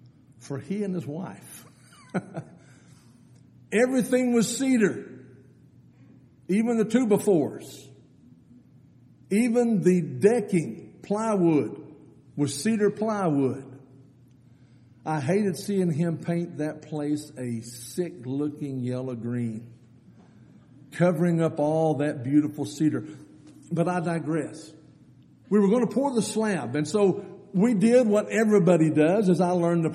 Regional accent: Eden, Texas, United States; I grew up out in Eden, Texas, out between Brady and San Angelo

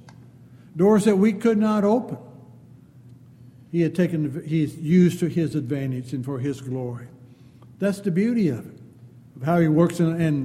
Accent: California, United States; moved away; growing up in California out in the hills

